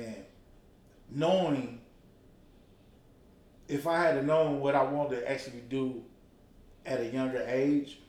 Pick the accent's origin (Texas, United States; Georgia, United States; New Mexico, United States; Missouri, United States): Georgia, United States; Atlanta; I'm from Atlanta, and Atlanta Public School